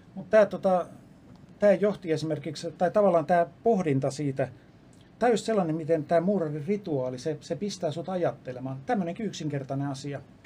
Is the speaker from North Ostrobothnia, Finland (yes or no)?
no; Lappeenranta, South Karelia, Finland; also born or lived in Helsinki; mä oon syntynyt Helsingissä ja viisivuotiaana muutettiin Lappeenrantaan.